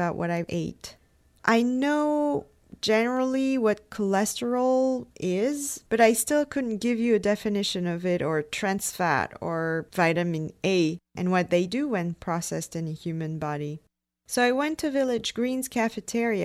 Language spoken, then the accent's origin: English; France; moved away; I come from France